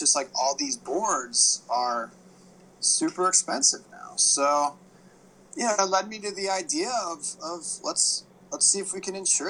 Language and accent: English; Hawaii, United States; also born or lived in East Coast, United States; growing up in Hawaii